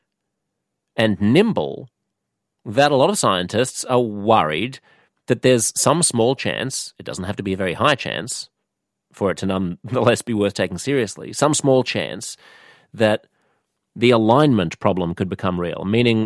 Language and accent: English; United States; speaking as an American